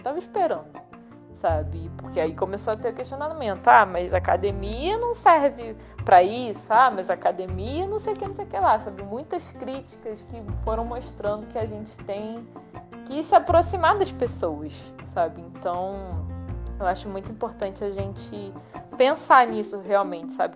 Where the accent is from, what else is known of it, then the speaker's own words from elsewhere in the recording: Brazil; Eu não, não sou do Oriente Médio, sou brasileira